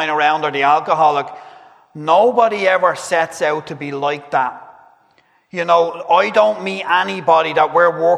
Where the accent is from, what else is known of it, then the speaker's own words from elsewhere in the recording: Dublin, Leinster, Ireland; I grew up Catholic down in Dublin